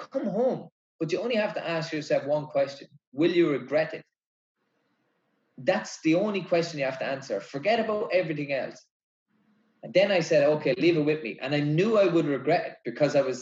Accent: Ireland

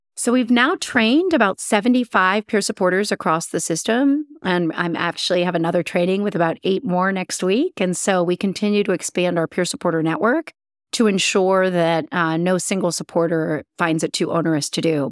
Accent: Columbus, Ohio, United States; moved away as an adult; also born or lived in Cleveland, Ohio / St. Louis, Missouri / Orlando, Florida / Utah; now in Chicago, United States; I'm from Ohio. I'm an Ohioan. I grew up in Columbus.

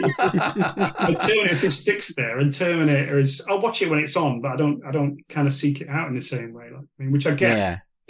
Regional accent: Sheffield, Yorkshire and the Humber, United Kingdom; I'm from Sheffield

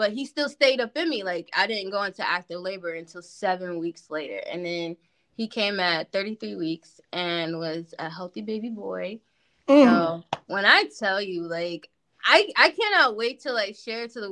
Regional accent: Canton, Ohio, United States; we're both from Canton.

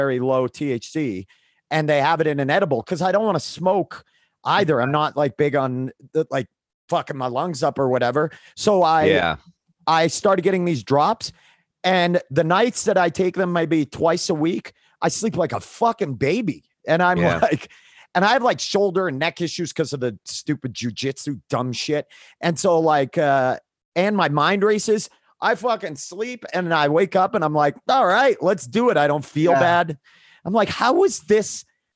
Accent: Maine, United States; I grew up in the Northeast and in Maine

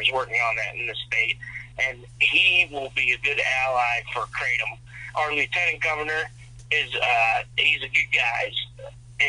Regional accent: Pennsylvania, United States; I went to IUP. I'm from Pennsylvania

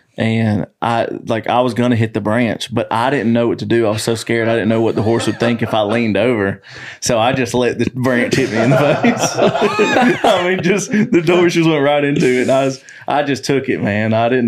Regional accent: Montgomery, Alabama, United States; I'm from Montgomery, a city.

